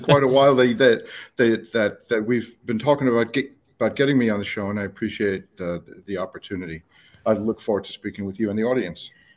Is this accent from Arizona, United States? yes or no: no; New York City, New York, United States; also born or lived in Colorado / Palm Beach County, Florida; now in Florida, United States; I'm from New York, uh, City, New York State